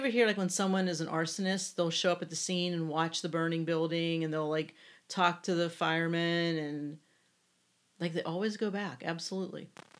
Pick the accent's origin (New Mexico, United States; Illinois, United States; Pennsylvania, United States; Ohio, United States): Pennsylvania, United States; Pittsburgh; I'm from Pittsburgh.